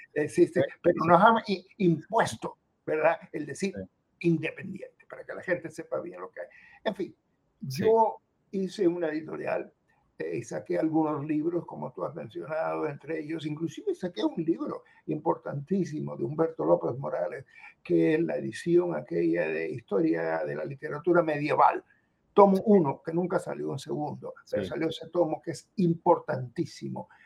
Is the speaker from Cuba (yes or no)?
yes; Cuba; moved away; Yo salí de Cuba en el año 60 como, con un grupo en el barco Covadonga y no, he regresado nunca